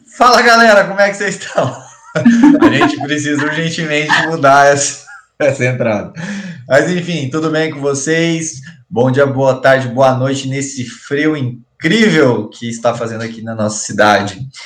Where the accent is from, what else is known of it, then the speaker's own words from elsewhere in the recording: Campo Mourão, Paraná, Brazil; nós somos de Campo Mourão